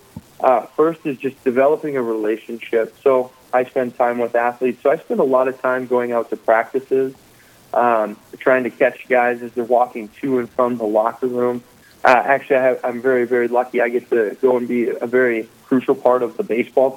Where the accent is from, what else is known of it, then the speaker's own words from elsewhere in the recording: Dickinson, North Dakota, United States; moved away as an adult; also born or lived in Minnesota; I came from Dickinson, or I grew up in Dickinson, North Dakota